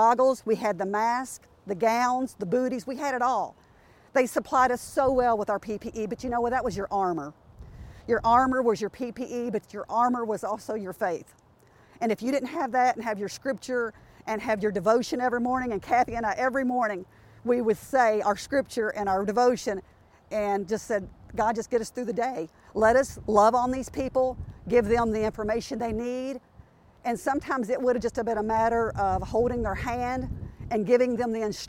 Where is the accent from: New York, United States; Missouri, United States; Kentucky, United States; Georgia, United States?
Kentucky, United States; accent: Southern; my Southern accent